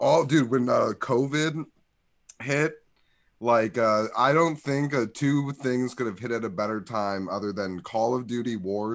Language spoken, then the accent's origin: English; Midwest, United States; we're from the Midwest.